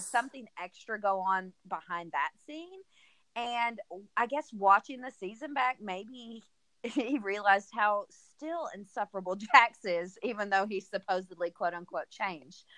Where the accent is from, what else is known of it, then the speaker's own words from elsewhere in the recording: the South, United States; I'm obviously from the South.